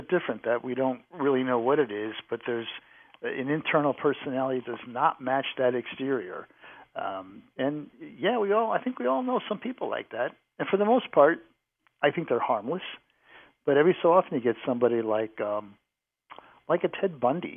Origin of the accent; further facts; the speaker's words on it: New England, United States; now in Cincinnati, United States; I grew up in New England